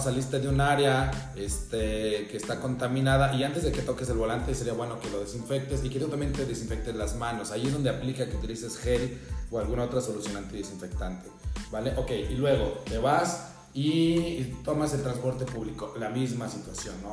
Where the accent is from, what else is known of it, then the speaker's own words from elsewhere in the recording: Mexico; somos mexicanos